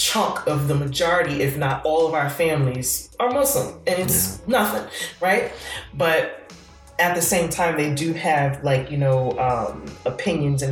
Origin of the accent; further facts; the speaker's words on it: Newark, New Jersey, United States; we're both from Newark